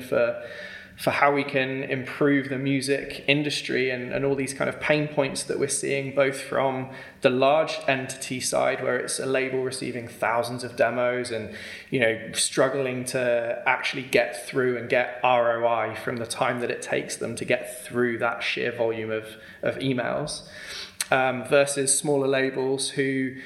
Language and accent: English; Worcester, West Midlands, United Kingdom; moved away; originally Worcester